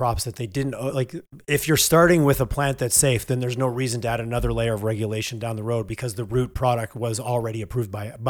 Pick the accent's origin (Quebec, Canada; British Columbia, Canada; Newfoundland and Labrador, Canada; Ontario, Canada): Quebec, Canada; moved away as an adult; also born or lived in Montreal; now in Calgary, Canada; I grew up in Quebec where they regulate maple syrup